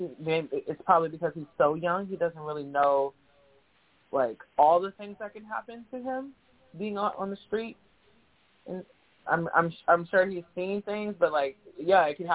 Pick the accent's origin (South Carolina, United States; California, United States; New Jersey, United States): California, United States; San Diego; moved away as an adult; now in San Francisco Bay Area, United States; I'm born and raised in San Diego